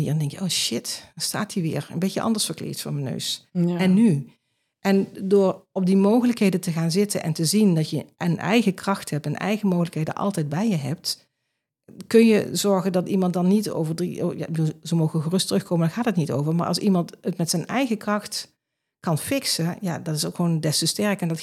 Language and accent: Dutch; Limburg, Netherlands; accent: Limburgish; Maar goed, ik heb wel mijn Limburgse